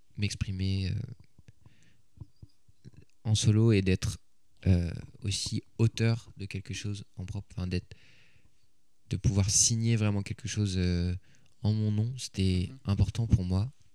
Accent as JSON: {"language": "French", "town": "Paris", "region": "Île-de-France", "country": "France", "tie": "born or raised there", "said": "j'ai grandi à Paris"}